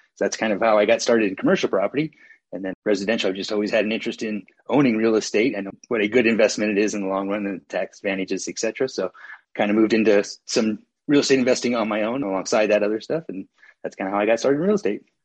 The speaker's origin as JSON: {"language": "English", "town": "Santa Cruz", "region": "California", "country": "United States", "tie": "born or raised there", "moved": "as an adult", "lives_now": "Gardnerville, United States", "said": "I grew up in Santa Cruz, California, great place to grow up"}